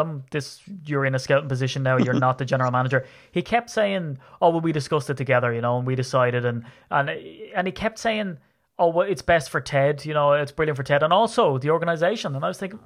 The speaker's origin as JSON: {"language": "English", "country": "Ireland", "said": "I'm Irish"}